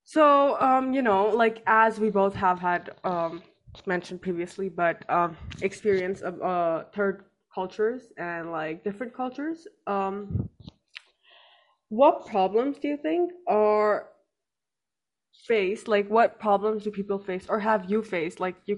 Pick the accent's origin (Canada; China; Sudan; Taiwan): China; like my passport says I'm Indian, but coming here, you know, you've lived all your life in China